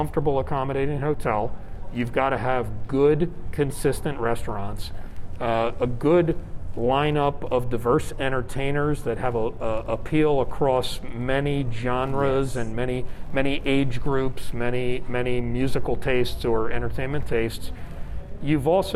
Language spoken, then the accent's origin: English; Atlantic City, New Jersey, United States; now in Las Vegas, United States; My hometown is Atlantic City, New Jersey.